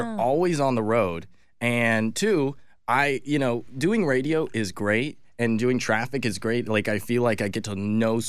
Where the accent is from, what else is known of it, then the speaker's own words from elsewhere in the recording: Marietta, Georgia, United States; I grew up in Marietta. I know. I was born in Mayretta, Georgia